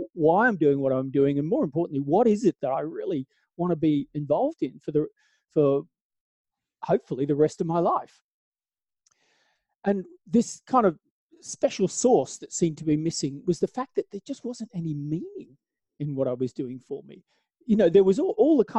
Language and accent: English; Australia; moved away as an adult; now in Southern Appalachia, United States; the southern that I'm from is Australia. So I was born in out in Australia